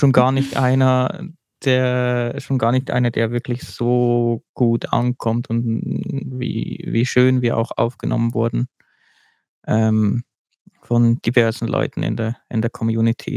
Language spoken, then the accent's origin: German; Switzerland; bei uns in der Schweiz